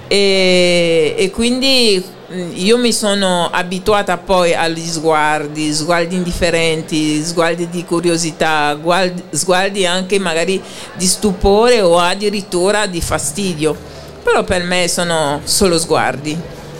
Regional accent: Haiti; moved away; io vengo da Haiti

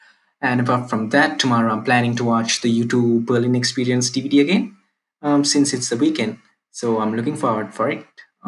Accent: Sri Lanka; And I'm from Sri Lanka. And I work for an IT company. And currently, I'm working from home.

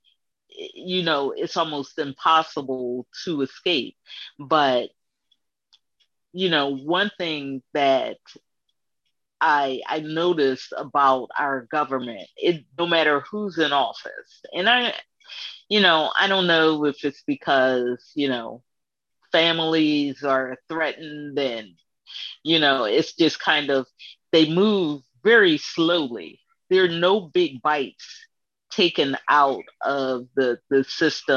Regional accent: United States; we work too much as Americans

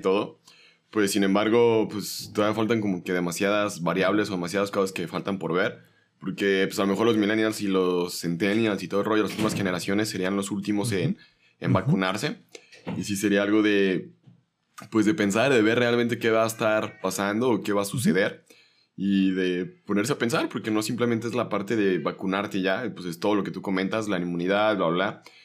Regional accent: Mexico

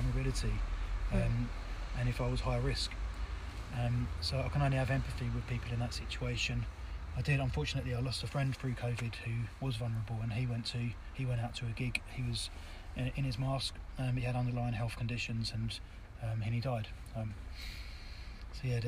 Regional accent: Southend-on-Sea, East of England, United Kingdom; I'm from Southend

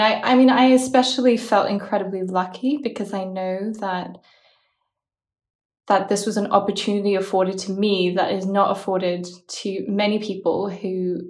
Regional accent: Brussels, Belgium; also born or lived in Australia; it's that I'm from Belgium. And the long answer is that my father is Australian, my mother's Korean. I was born in Australia.

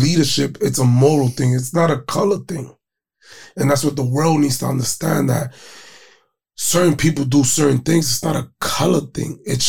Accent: New York, United States; we're from New York

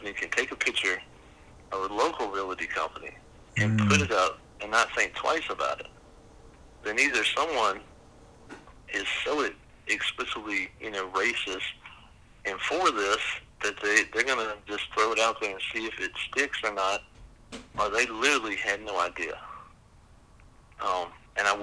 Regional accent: the South, United States; we as a Southerner

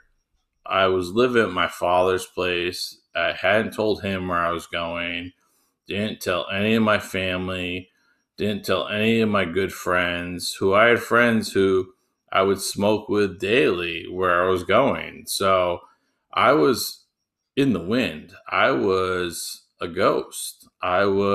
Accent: United States; They know I'm American.

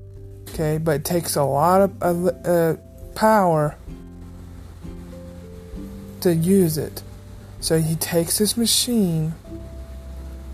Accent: Missouri, United States; I'm from Missouri

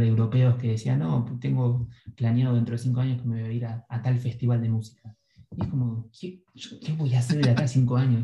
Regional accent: Argentina; moved away

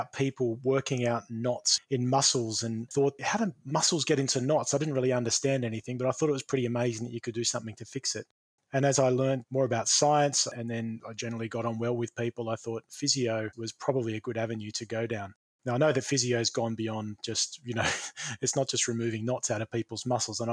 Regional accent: Sydney, New South Wales, Australia; I grew up in Eastwood in New South Wales, just in the suburbs of Sydney

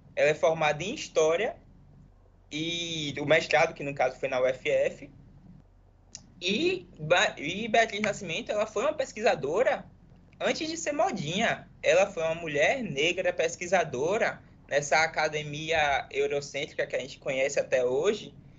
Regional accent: Alagoinhas, Bahia, Brazil; moved away as an adult; also born or lived in Espírito Santo; now in Stellenbosch, South Africa; eu sou de Alagoinhas, uma cidadezinha do interior da Bahia

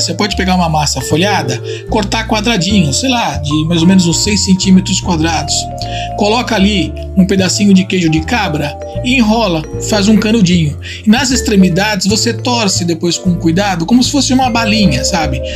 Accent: Tuscany, Italy; moved away; na Toscana, que aliás é minha terra natal

